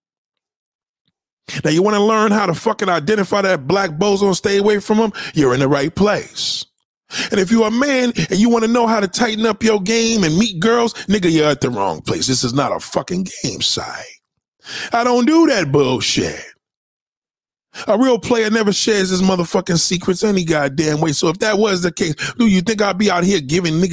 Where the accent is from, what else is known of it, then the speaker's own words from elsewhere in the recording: New York City, New York, United States; that's my hometown.